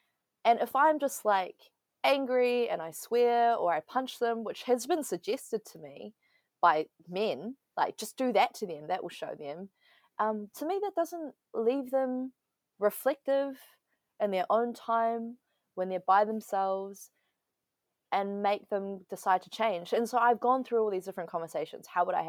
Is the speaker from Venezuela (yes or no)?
no; Taiwan; English is a second language; I was like, Taiwan. I'm from Taiwan. He's like, oh, but your English is really good.